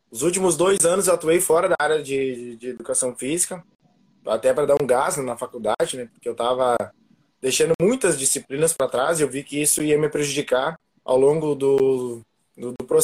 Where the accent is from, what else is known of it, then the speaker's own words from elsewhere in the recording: Rio Grande do Sul, Brazil; also born or lived in Panambi; como o Samuca falou, sou aqui do Rio Grande do Sul, né? E eu morava antes em Panambi e agora vim para a região metropolitana